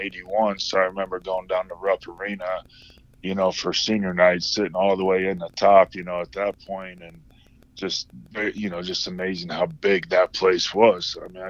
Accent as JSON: {"language": "English", "town": "Kendallville", "region": "Indiana", "country": "United States", "tie": "born or raised there", "also_born_or_lived": "Fort Wayne, Indiana / Auburn, Indiana", "moved": "as an adult", "lives_now": "Sacramento, United States", "said": "I was born in Fort Wayne, lived there until I was like four, then I think lived 1 year in Auburn, and then moved to Kendallville when I started first grade or kindergarten."}